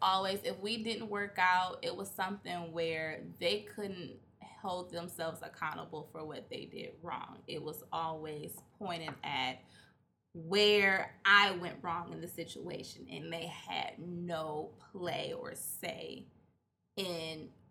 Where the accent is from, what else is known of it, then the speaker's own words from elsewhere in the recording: Oak Park, Michigan, United States; born and raised in Oak Park, Michigan. Not even going to lie, I'm not from Detroit